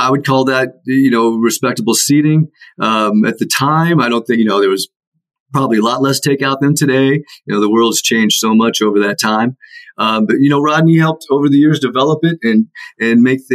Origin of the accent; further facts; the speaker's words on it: Iowa City, Iowa, United States; moved away; also born or lived in Atlanta; I grew up in Iowa City